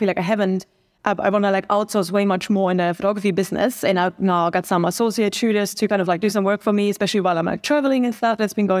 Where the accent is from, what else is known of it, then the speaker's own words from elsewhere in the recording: Germany; now in New Zealand; I'm a photographer from Germany based in New Zealand.